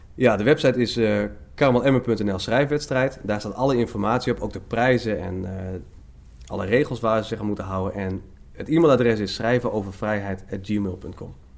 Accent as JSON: {"language": "Dutch", "town": "Leeuwarden", "region": "Friesland", "country": "Netherlands", "moved": "yes", "lives_now": "Emmen, Netherlands", "said": "ik ben oorspronkelijk geen Emmenaar. Ik ben eigenlijk een Leeuwarder, ik ben een Fries."}